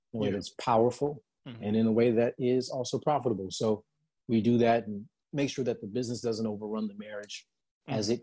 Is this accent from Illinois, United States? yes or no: yes; Chicago, Illinois, United States; moved away as an adult; also born or lived in California / Dallas; Born and raised on the south side of Chicago, specifically Inglewood